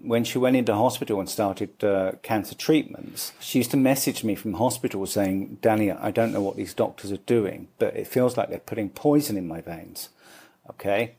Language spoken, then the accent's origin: English; London, United Kingdom; moved away as an adult; also born or lived in Dublin, Ireland; now in Mumbai, India; I grew up in London.